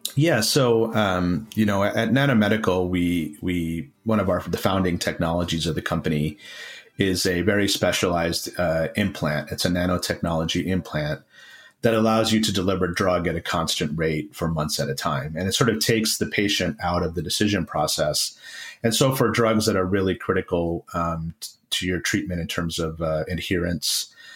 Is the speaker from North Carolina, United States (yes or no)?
no; Rochester, New York, United States; I grew up in Rochester, New York